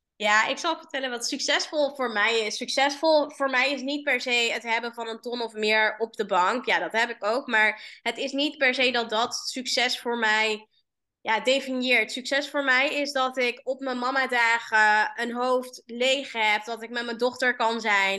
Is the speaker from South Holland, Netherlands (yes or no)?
no; Amsterdam, North Holland, Netherlands; Waar kom ik vandaan? Ik kom uit eh, Amsterdam